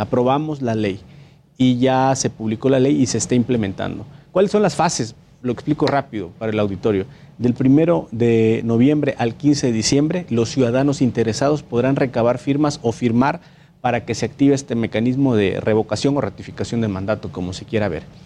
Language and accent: Spanish; Minatitlán, Veracruz, Mexico; allá en Veracruz, de donde yo soy originario, soy de Minatitlán, Veracruz